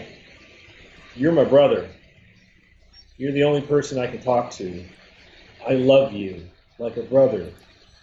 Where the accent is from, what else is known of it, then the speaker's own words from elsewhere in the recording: Atlanta, Georgia, United States; I'm from Atlanta